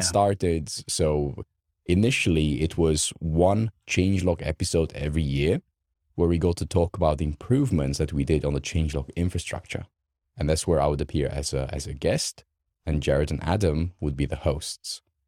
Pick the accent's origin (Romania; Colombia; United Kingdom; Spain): Romania; English is a second language; moved away; I grew up in Romania.